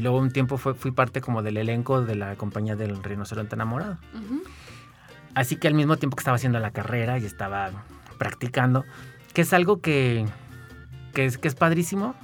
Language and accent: Spanish; San Luis Potosí, Mexico; also born or lived in Guanajuato; yo siempre estuve como muy cerca del ámbito teatral en San Luis